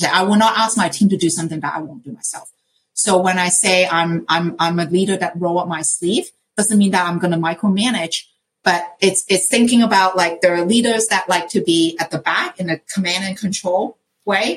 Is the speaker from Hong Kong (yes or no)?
yes; Hong Kong; moved away; I grew up in Hong Kong